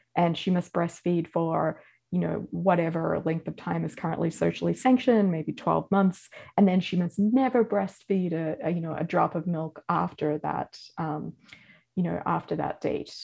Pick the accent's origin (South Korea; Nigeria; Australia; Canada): Australia; moved away as an adult; now in United States; as an Australian